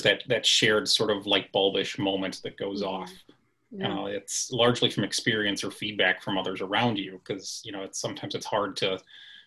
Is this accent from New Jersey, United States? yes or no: no; Illinois, United States; transferred to Olivet Nazarene University, which is about 20 minutes away from my hometown